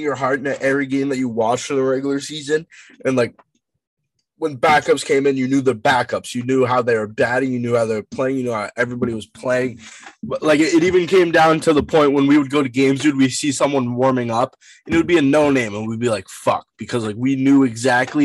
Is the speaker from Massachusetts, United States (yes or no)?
yes; Worcester area, Massachusetts, United States; We are from the Whistler area